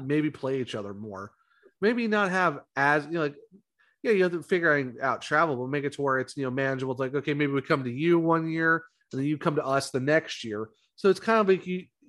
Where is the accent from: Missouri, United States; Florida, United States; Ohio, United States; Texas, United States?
Ohio, United States; Ravenna; we're both from Ohio. I'm from Ravenna